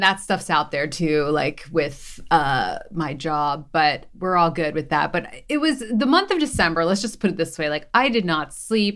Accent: Philadelphia, Pennsylvania, United States; I'm from Philly, so I went on, um, Good Day Philly

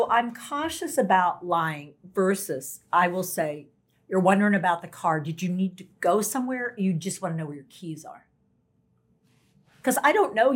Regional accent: North Carolina, United States; I'm from North Carolina

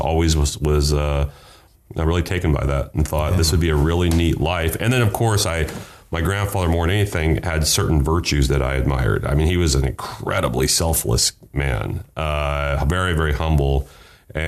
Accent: Rock Springs, Wyoming, United States; also born or lived in McLean, Virginia; when I was two, my family moved to Rock Springs, Wyoming

